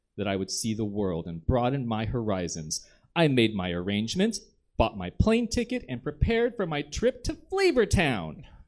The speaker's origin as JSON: {"language": "English", "region": "the South", "country": "United States", "said": "I'm from the South"}